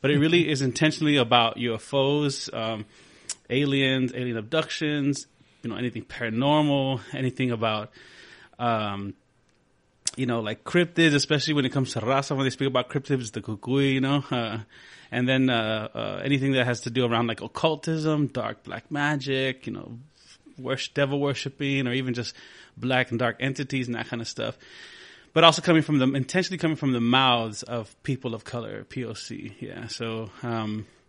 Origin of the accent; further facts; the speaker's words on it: Del Rio, Texas, United States; I'm originally from Del Rio, Texas, from the Barrio de San Felipe.